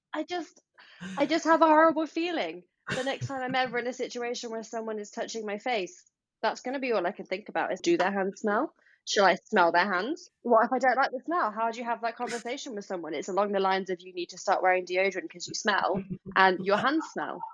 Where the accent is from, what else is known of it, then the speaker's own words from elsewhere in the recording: United Kingdom; as a British person